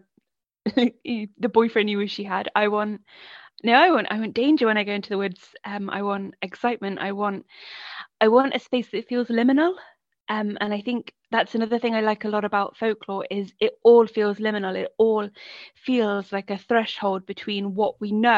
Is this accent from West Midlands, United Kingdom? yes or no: yes; Coventry, West Midlands, United Kingdom; moved away; I grew up in Coventry, which is in the West Midlands, and now I live by the sea